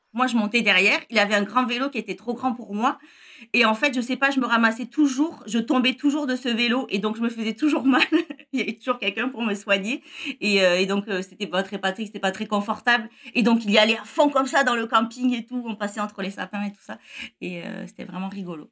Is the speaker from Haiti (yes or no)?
no; near Perpignan, Occitania, France; moved away as an adult; now in Montreal, Canada; Je viens du sud de la France, près de Perpignan